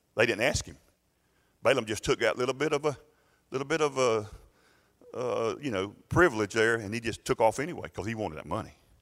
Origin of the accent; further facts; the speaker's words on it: United States; as American people